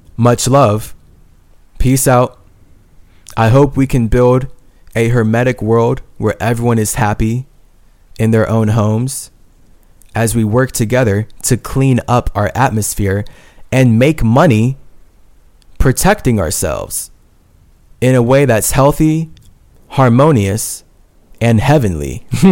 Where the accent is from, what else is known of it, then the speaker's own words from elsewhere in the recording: United States; As a Native American